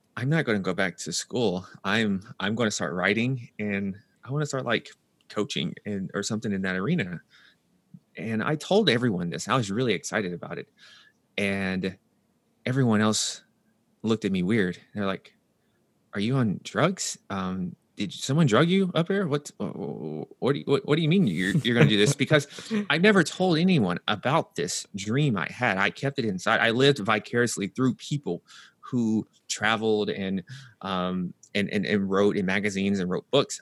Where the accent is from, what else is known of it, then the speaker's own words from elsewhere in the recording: Nashville, Tennessee, United States; moved away as an adult; also born or lived in New York; I'm from Nashville, Tennessee, so that's the southern U S